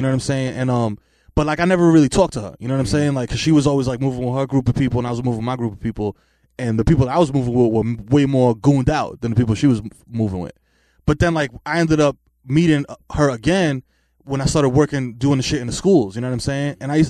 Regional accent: New York City, New York, United States; because I'm a nigga from the Bronx, you know what I'm saying? Like, I don't really, and my family, I'm not even mixed, you know what I'm saying? Like, both my parents are Dominican from the same hood in DR.

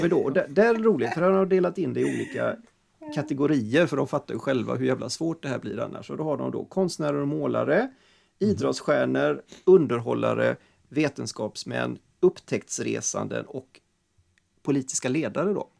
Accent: Sweden; vi är svenskar

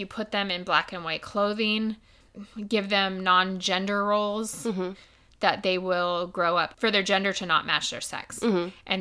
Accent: United States; growing up in the United States where transgender is starting to become a little bit more known about

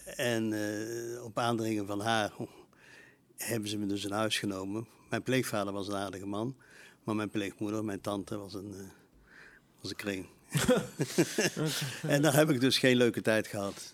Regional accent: Eindhoven, North Brabant, Netherlands; also born or lived in Helmond; Ik ben geboren in Eindhoven, ja, in 1942.

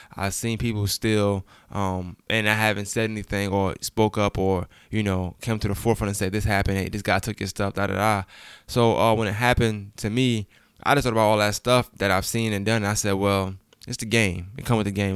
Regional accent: Brooklyn, New York, United States; now in Augusta, United States; I'm from Brooklyn, New York

